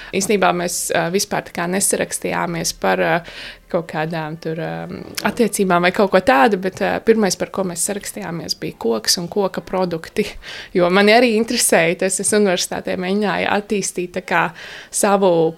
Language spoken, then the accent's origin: Latvian; Valmiera, Valmiera Municipality, Latvia; moved away as an adult; now in Stāķi, Latvia; es esmu valmieriete, un uh, es tā kā iepriecējos šeit pirms septiņiem gadiem